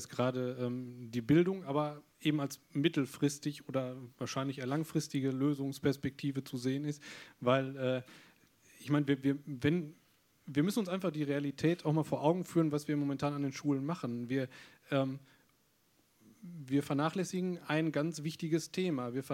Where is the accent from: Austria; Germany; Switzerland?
Germany; North Rhine-Westphalia; Gut, jetzt komme ich aus Nordrhein-Westfalen